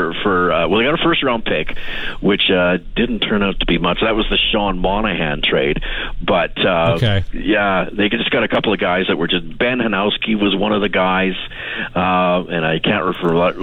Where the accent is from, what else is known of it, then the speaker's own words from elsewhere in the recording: Regina, Saskatchewan, Canada; I grew up on Jubilee Avenue in Hillsdale